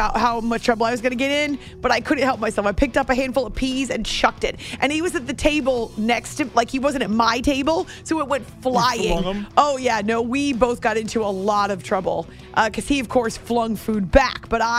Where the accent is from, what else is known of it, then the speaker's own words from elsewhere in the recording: New Hampshire, United States; I grew up in New Hampshire.